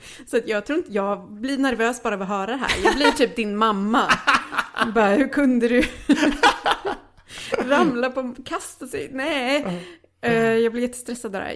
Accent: Lidköping, Västra Götaland, Sweden; moved away; hemma hos mm. dem i Lidköping som är ehm. så här, alltså en fucking idyllisk småstad i Västergötland

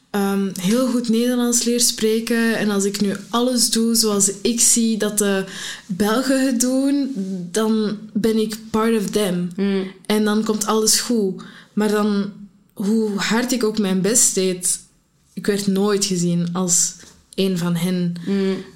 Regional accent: Morocco; now in Antwerp, Belgium; Ik ben Marokkaans, maar ik ben mijn schuldgevoel um, moeten opgroeien dat ik Marokkaans was

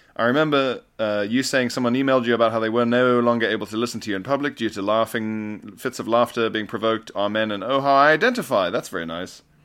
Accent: Isle of Man; I grew up on the Isle of Man with the T T races

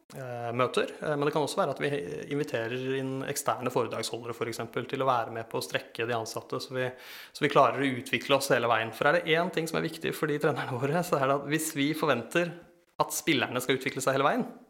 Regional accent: Eastern Norway, Norway; jeg kommer fra Østlandet

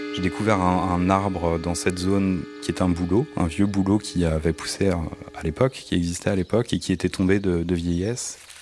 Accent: Paris, Île-de-France, France; je suis né à Paris dans le 18e

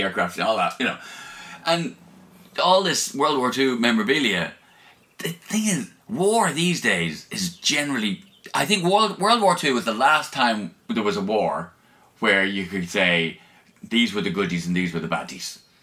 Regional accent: Ireland; I'm Irish

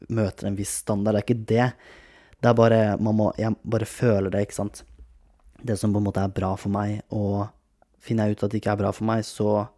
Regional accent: Kragerø, Telemark, Norway; now in Oslo, Norway; Jeg har vært hjemme i Kragerø, nå er jeg i leiligheten min i Oslo igjen

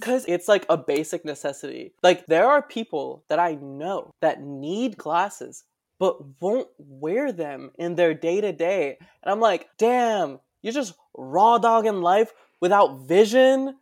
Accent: West New York, New Jersey, United States; now in Brooklyn, United States; West New York, New Jersey is my hometown

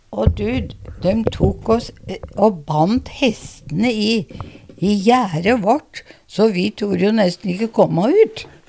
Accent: Larvik, Vestfold, Norway; Jeg ble født i Larvik.

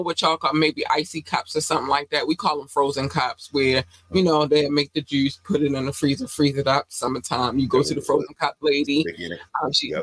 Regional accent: Baltimore, Maryland, United States; also born or lived in North Carolina; I was born in North Carolina. We moved here when I was 8 going on 9. And so Baltimore raised me

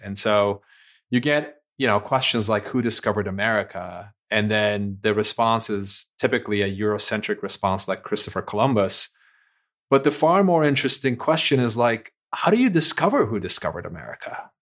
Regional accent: Istanbul, Turkey; moved away; I was born and raised in Istanbul, Turkey

